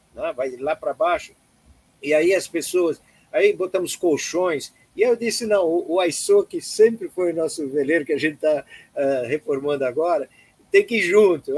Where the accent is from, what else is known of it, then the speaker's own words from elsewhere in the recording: Blumenau, Santa Catarina, Brazil; moved away as an adult; also born or lived in Florianópolis; cresci em Blumenau, depois fiz faculdade lá em economia em Florianópolis